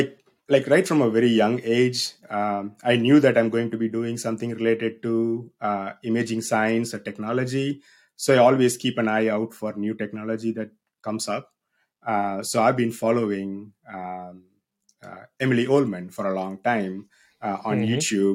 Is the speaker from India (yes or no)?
yes; South India, India; moved away as an adult; now in United States; So if you cannot tell already, I'm from South India. I was born and grew up in South India. I moved to the United States back in 2009 for my graduate school here at Mississippi State University.